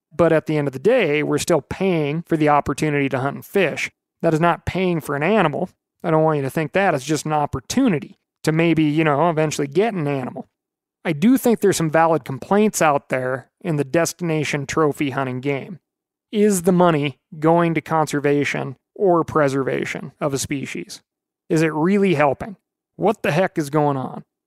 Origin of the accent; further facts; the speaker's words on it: Missoula, Montana, United States; I grew up in Montana and in Missoula